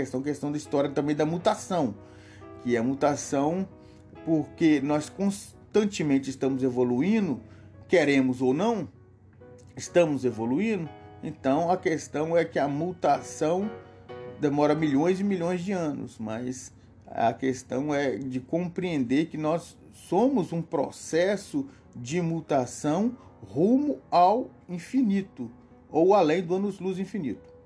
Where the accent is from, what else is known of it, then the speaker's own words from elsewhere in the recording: Coronel Fabriciano, Minas Gerais, Brazil; born there; nasci no Amalanari, Coronel Fabriciano.